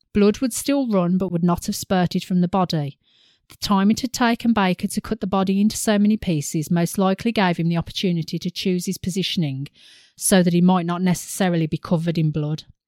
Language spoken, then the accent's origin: English; United Kingdom; we're British